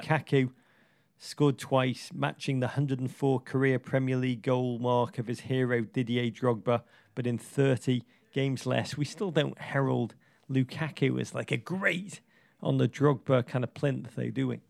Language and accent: English; England, United Kingdom; now in United States; I'm American now